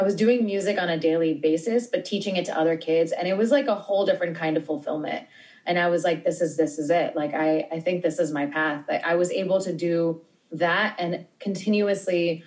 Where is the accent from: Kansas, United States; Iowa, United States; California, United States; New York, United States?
New York, United States; I'm born and raised in New York.